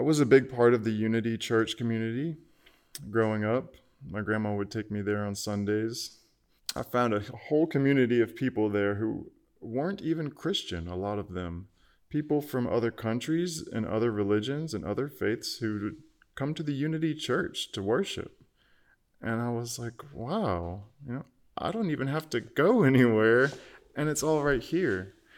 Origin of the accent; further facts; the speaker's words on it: Archer, Florida, United States; moved away as an adult; also born or lived in Gainesville, Florida; now in Austin, United States; my sister and I joined the church choir a Methodist church in our hometown Archer, which is just about 12 miles outside of Gainesville